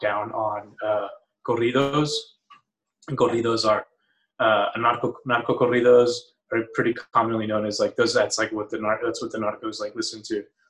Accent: Matamoros, Tamaulipas, Mexico; now in Austin, United States; I'm from Matamoros

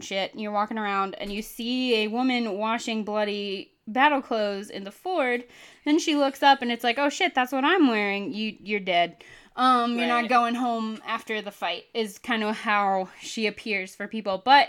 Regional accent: Ireland; And I am Irish, so I'm just missing something.

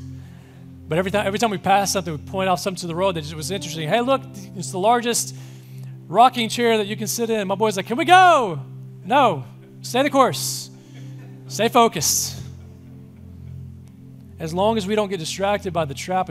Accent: Mississippi, United States; I'm from Mississippi

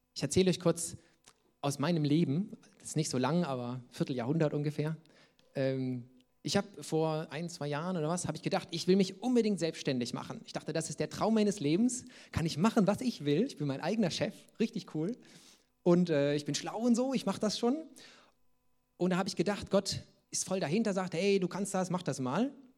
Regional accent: Saxony, Germany; wo ich herkomme, sagt man Dicksch, das ist äh, sächsisch

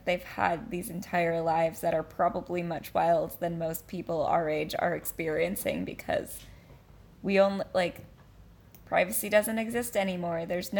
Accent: California, United States; I'm a Californian.

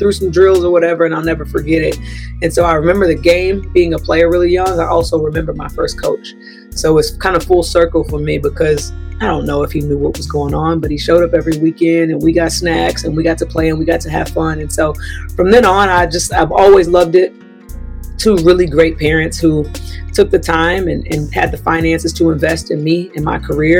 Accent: Bay City, Texas, United States; grew up in Bay City, Texas, south of Houston

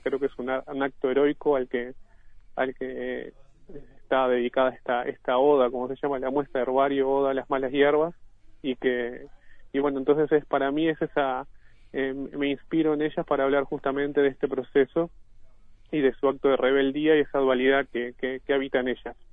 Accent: Ciudad de la Costa, Canelones, Uruguay; del mismo lugar donde, donde yo nací y vivo actualmente, que es la zona de cinturón de balnearios, Lago Mar, Solimar, Pinar, Ciudad de la Costa en general

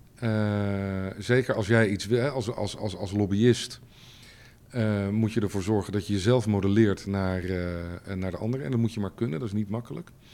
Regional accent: Leiden, South Holland, Netherlands; also born or lived in Amsterdam / Bellingwolde (family); ik ben geboren in Amsterdam in 1967. ik ben in Leiden opgegroeid

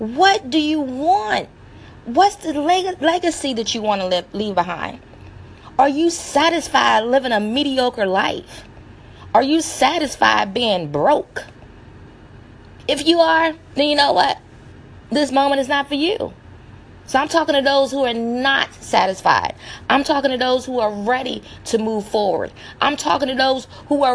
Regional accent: the South, United States; I'm from the South, and being from the South, you know, we have that comeback power

